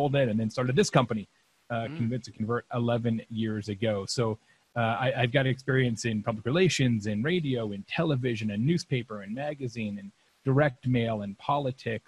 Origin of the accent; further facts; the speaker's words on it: Lake Havasu City, Arizona, United States; I grew up in Lake Havasu City, Arizona